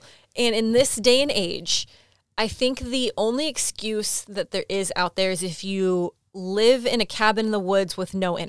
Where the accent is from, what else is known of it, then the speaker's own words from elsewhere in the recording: Nigeria; I'm from Nigeria.